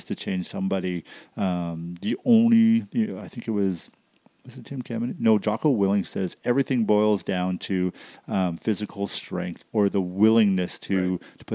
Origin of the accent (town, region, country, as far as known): Canada